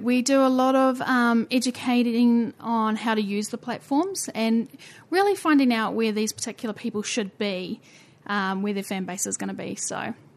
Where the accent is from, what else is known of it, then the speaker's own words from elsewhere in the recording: New Zealand; accent: Kiwi; We are slightly unique at the bottom of the earth